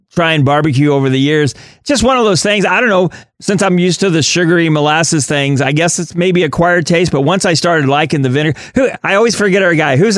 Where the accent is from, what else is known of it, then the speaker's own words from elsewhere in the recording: Midwest, United States; You know, I've spent the Midwest here growing up in Midwest barbecue